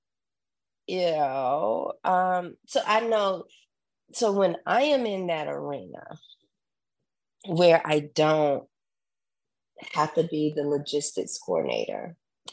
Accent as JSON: {"language": "English", "region": "Southern", "country": "United States", "accent": "Southern", "said": "my Southern accent came out"}